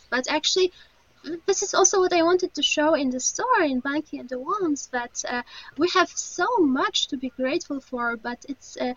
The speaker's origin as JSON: {"language": "English", "town": "Lublin", "region": "Lublin Voivodeship", "country": "Poland", "tie": "born or raised there", "said": "I have very very close relationship with Lublin. Actually, I've been attending my high school here"}